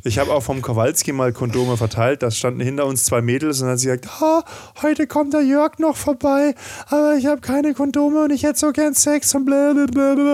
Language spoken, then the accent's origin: German; German-French border region, Germany; ich bin ja in der Grenzregion aufgewachsen